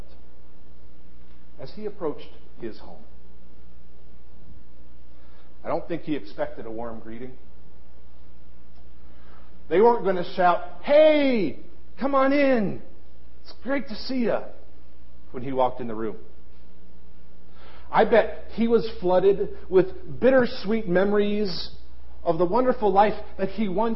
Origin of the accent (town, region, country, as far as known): Ohio, United States; born or raised there; moved away